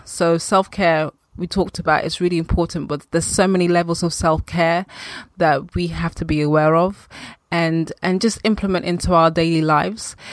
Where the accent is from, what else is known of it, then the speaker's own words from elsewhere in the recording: London, United Kingdom; also born or lived in Accra, Ghana; I was actually born in Ghana. And f, when I was around two, three years old, my family traveled and settled in the U K, London. And I've been here ever since. I grew up in Northwest